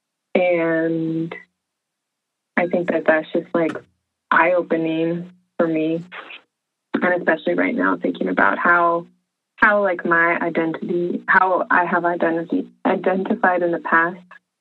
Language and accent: English; Arizona, United States; now in Washington, United States; growing up in Arizona